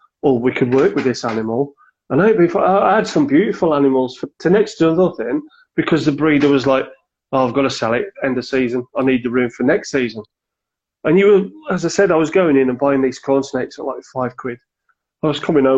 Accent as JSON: {"language": "English", "town": "Cannock", "region": "West Midlands", "country": "United Kingdom", "said": "I'm from Cannock in Staffordshire."}